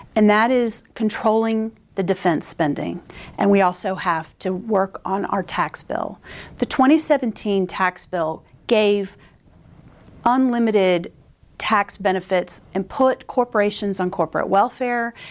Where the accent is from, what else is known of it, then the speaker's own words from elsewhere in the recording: North Carolina, United States; I grew up in North Carolina